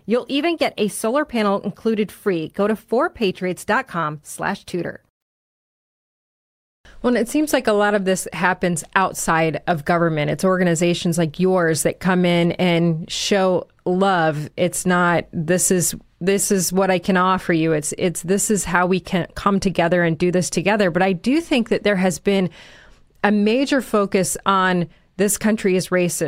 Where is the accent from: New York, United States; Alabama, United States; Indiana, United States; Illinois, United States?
Illinois, United States; Chicago; I grew up in Chicago